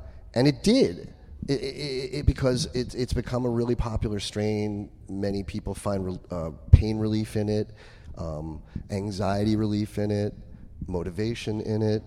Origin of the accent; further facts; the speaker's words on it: New York, United States; I'm a New Yorker